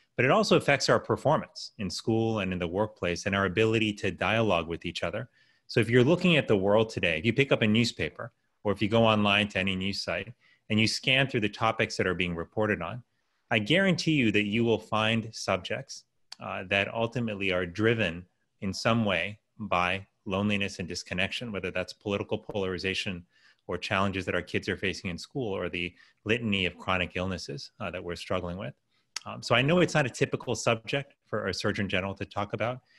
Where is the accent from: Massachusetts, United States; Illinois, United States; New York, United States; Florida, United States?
Florida, United States; Miami; I was raised in Miami, Florida.